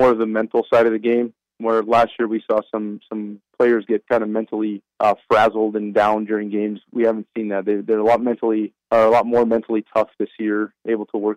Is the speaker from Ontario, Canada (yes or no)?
no; British Columbia, Canada; now in United States; I grew up in Canada, in British Columbia